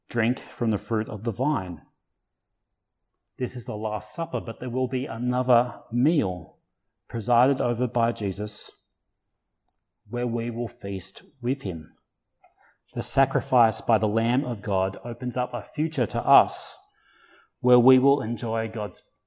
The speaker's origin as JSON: {"language": "English", "area": "Blue Mountains", "region": "New South Wales", "country": "Australia", "tie": "born or raised there", "said": "I grew up in the Blue Mountains"}